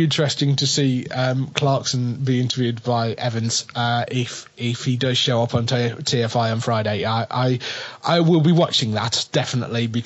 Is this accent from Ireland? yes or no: no; England, United Kingdom; But we're English.